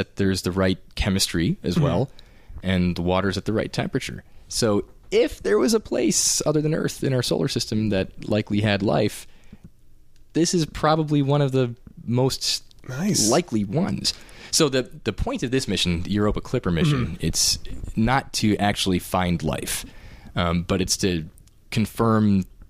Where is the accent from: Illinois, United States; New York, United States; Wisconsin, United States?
New York, United States; Buffalo; moved away; me growing up in Buffalo